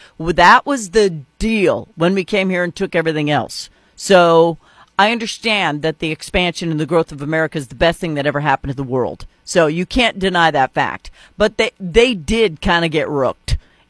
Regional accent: North Dakota, United States; I grew up in North Dakota, basically connected to United Tribes with Fort Totten and all of the Indian reservations that were there.

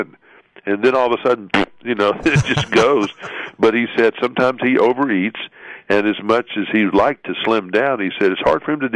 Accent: Montgomery, Alabama, United States; I am from Montgomery, Alabama, the home of sweet tea

